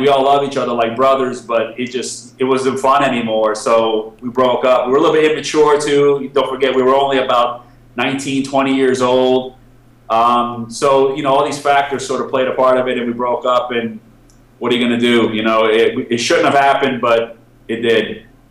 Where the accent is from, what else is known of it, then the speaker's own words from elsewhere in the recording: Connecticut, United States; moved away as an adult; now in Cyprus; I'm from Connecticut